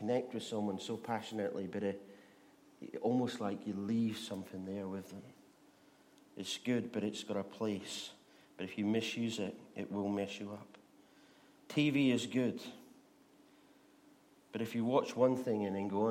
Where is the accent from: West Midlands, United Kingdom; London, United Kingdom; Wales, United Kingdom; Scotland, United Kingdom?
Scotland, United Kingdom; as a Scotsman